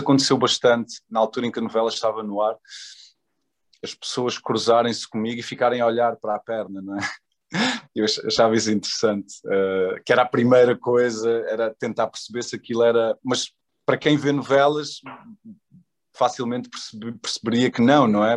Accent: Portugal; moved away as an adult; also born or lived in Angola / New York / Paris / Los Angeles; Eu nasci em Angola, eu vim para Portugal com dois anos de idade, portanto passei a minha infância toda cá em Portugal

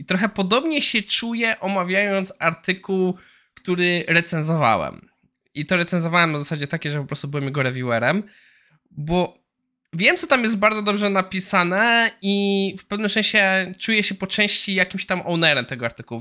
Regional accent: Poland; u nas w Warszawie, Krakowie i Wrocławiu

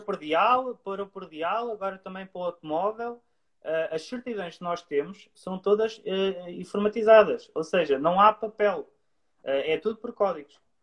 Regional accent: Leiria, Centro, Portugal; eu sou de Leiria

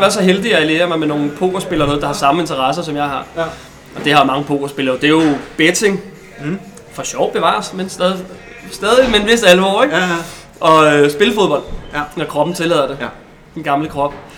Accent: Denmark; moved away as an adult; also born or lived in Colombia; der er vi tre danskere dernede

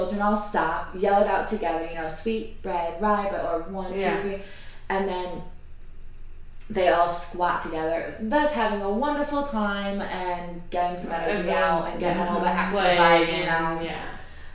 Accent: United States; accent: American; I'm American

